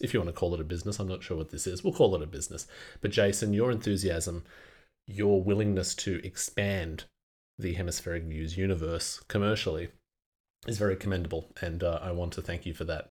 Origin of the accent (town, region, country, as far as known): Australia